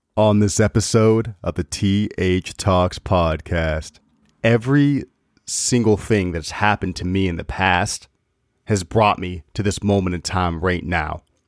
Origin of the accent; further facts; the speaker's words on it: Maine, United States; moved away as an adult; now in Massachusetts, United States; I, I grew up in Maine, was there for twenty-five or twenty-six years of my life, and now I moved down to Mass